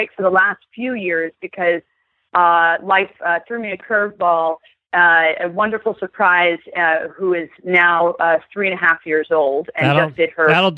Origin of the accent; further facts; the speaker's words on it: New Jersey, United States; I grew up in New Jersey